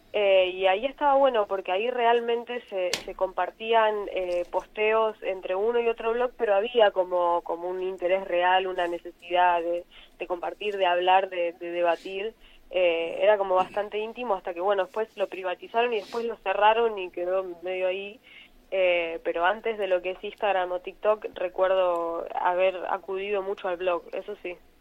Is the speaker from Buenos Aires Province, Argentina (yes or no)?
yes; Mar del Plata, Buenos Aires Province, Argentina; yo soy de Mar del Plata, vivo en la parte sur de Mar del Plata